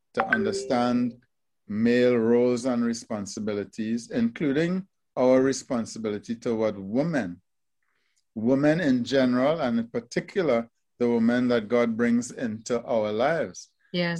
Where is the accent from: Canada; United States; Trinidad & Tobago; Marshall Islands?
Trinidad & Tobago; moved away; my first job fresh out of high school was at the Trinidad Regional Virus Laboratory.